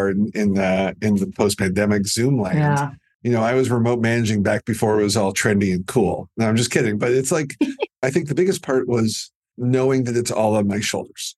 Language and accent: English; Canada; I'm too Canadian